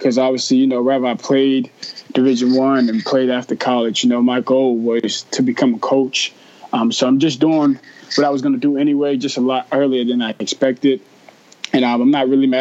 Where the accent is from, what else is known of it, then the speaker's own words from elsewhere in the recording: Boston, Massachusetts, United States; I grew up in Jamaica Plain, tough part of Boston